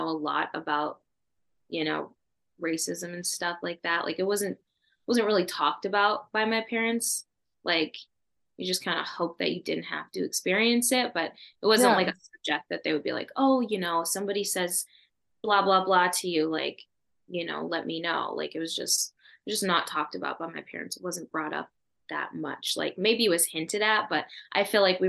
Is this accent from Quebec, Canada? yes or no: no; Edmonton, Alberta, Canada; Me and my sisters and I and my dad, we were all born here in Alberta